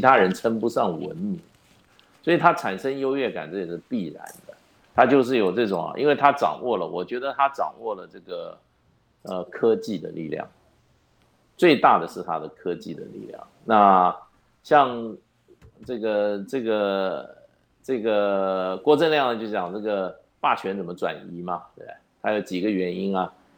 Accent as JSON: {"language": "Chinese", "country": "Taiwan", "said": "那我们台湾处在什么一个位置"}